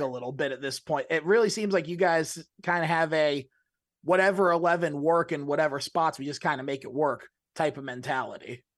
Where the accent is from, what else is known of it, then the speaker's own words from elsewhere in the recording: Cleveland, Ohio, United States; moved away; I'm from the Cleveland area